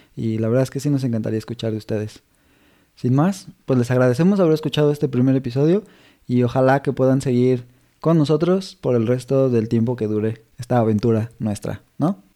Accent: Mexico; somos mexicanos los dos

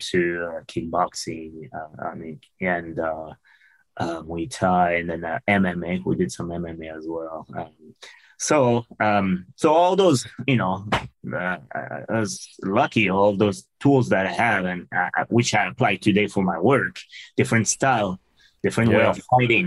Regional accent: France; English is a second language; moved away as an adult; also born or lived in Seattle; I'm originally from France.

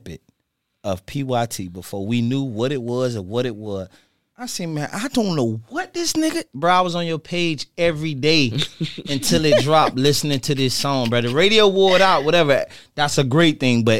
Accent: Dade County, Florida, United States; I'm from Dade County

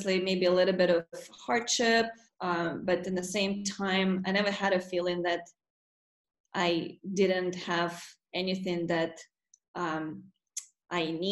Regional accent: Russia; moved away as an adult; also born or lived in Murmansk, Russia / Black Sea coast, Russia; now in United States; Yeah, so I grew up in Russia, and I was 18 when I moved from the state from Russia to the States.

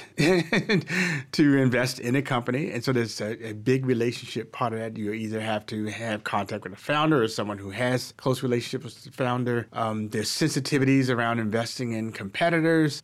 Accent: Baltimore, Maryland, United States; I'm from Baltimore. I was born and, and, and raised at and very much multi-generational Baltimorean and, uh, Marylander

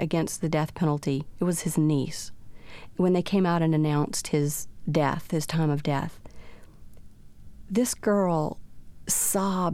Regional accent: South Louisiana, United States; We grew up in South Louisiana

